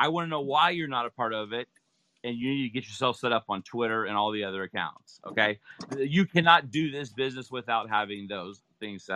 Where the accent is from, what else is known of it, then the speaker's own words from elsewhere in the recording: Utah, United States; also born or lived in Las Vegas; I'm from Utah. I'm here in Las Vegas. I'm in Utah right now tonight.